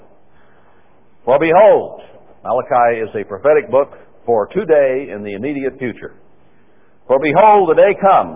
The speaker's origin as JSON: {"language": "English", "region": "Texas", "country": "United States", "tie": "born or raised there", "said": "I was born in Texas"}